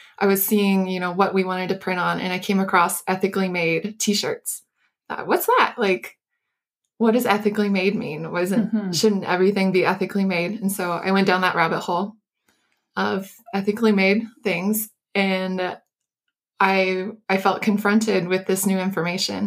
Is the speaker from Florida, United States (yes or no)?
yes; Florida, United States; I grew up in Florida, which was down by the sea.